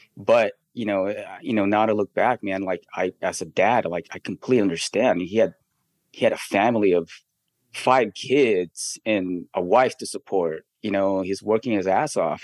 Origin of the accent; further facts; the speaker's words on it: Philippines; now in United States; we grew up in the Philippines